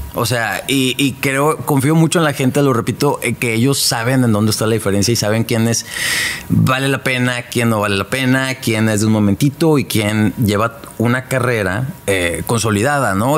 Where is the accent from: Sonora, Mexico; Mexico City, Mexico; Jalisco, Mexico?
Sonora, Mexico; Hermosillo; now in Monterrey, Mexico; yo soy de Hermosillo